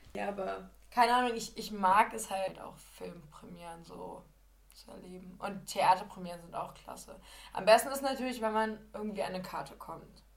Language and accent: German; Lower Saxony, Germany; ich komme halt aus Niedersachsen